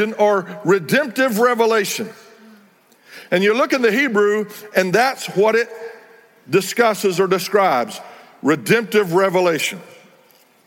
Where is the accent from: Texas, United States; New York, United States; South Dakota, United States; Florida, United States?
Texas, United States; Texas Panhandle, United States; also born or lived in North Fort Worth, Texas; I grew up in the Texas Panhandle where there was a lot of open range at the time